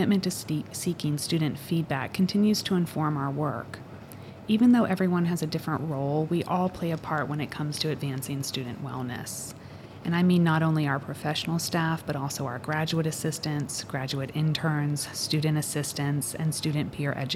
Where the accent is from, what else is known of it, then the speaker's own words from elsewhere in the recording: Northern Virginia, United States; moved away as an adult; also born or lived in North Carolina / Shenandoah Valley, Virginia; now in Syracuse, United States; I am originally from Northern Virginia, just outside of Washington, D.C.